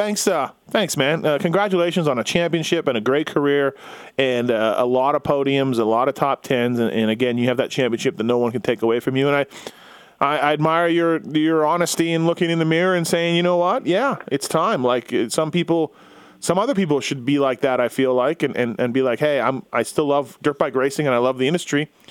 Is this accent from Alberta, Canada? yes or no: no; Winnipeg, Manitoba, Canada; I'm a guy from Winnipeg, Canada.